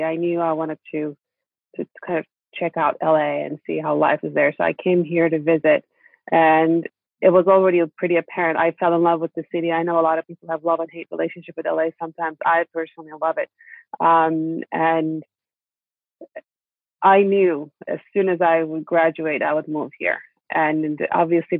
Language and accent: English; Istanbul, Turkey; Growing up in Istanbul